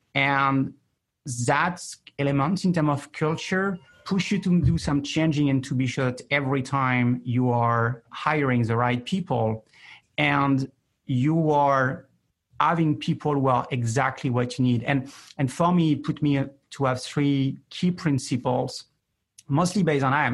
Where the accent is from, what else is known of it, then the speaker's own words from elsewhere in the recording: France; I'm more from the east of New York, which is France